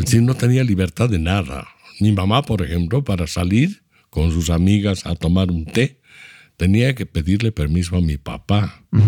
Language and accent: Spanish; Trinidad, Beni, Bolivia; also born or lived in Cochabamba; Yo he nacido el 48, pero me he criado el 52 adelante. Y nací en Trinidad por algo fortuito. En realidad yo soy cochabambino, me considero cochabamino porque mi papá y mi mamá son cochabambinos